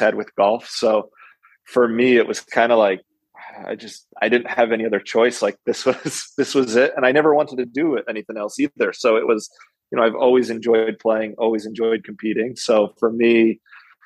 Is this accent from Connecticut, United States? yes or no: yes; Connecticut, United States; now in Albany, United States; I grew up in Connecticut, about 500 yards away from a golf course